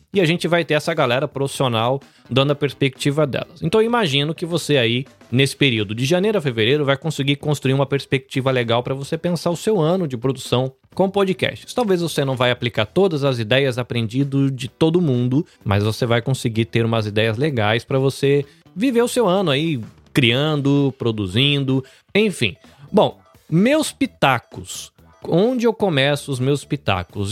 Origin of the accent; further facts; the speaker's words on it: Brazil; como brasileiros